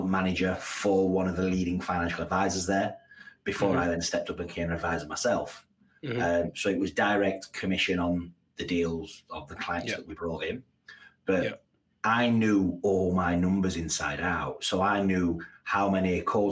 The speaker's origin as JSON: {"language": "English", "region": "Yorkshire and the Humber", "country": "United Kingdom", "tie": "born or raised there", "also_born_or_lived": "Abu Dhabi", "moved": "as an adult", "said": "I'm from Yorkshire as well"}